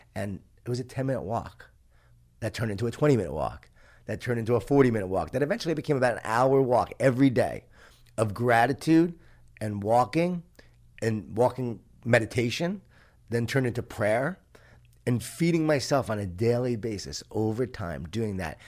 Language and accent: English; Long Island, New York, United States; I grew up in Lo-, Long Island, New York, a Jewish Italian family